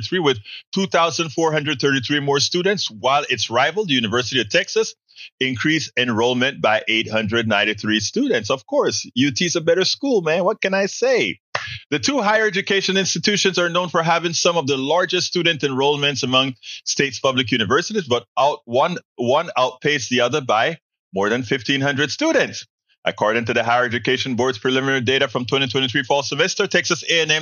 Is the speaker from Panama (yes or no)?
yes; Panama; now in Houston, United States; when we speak our Spanglish